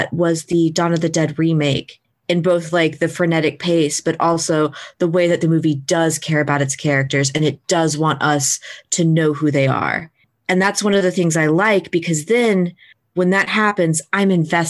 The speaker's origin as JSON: {"language": "English", "country": "United States", "said": "being American, I'm going to misinterpret what's happening in my American way"}